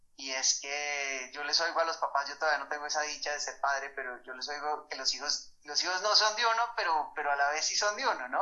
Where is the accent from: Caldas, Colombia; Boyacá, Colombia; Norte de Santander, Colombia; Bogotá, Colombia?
Bogotá, Colombia; moved away as an adult; also born or lived in Madrid / Paris / Barcelona; soy bogotano.